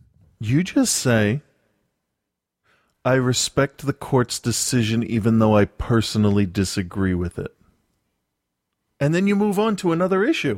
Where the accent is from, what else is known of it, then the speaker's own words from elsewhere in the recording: Northeast, United States; being white, growing up in the Northeast